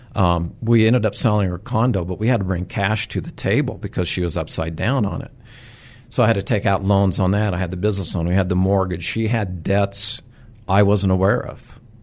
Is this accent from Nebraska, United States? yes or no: yes; southwest Nebraska, United States; also born or lived in Sacramento; now in Nebraska, United States; I grew up in Nebraska, southwest Nebraska, very rural area